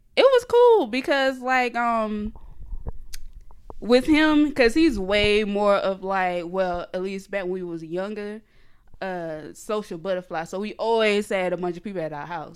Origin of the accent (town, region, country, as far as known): small area outside Jacksonville, Florida, United States; born or raised there; accent: Geechee; now in Atlanta, United States